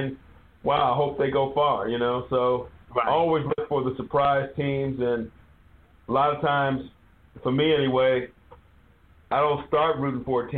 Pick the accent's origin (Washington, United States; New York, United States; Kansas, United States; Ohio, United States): Kansas, United States; Wichita; I was born in Wichita, Kansas